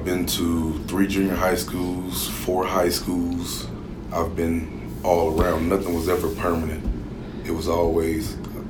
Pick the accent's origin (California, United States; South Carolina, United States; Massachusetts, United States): California, United States; Oakland; born there; But I was born in Oakland, yeah.